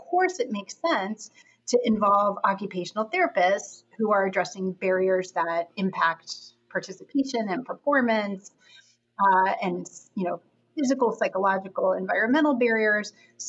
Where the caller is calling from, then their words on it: Boston, Massachusetts, United States; I'm calling in from Boston, Massachusetts, where I am at Boston University today.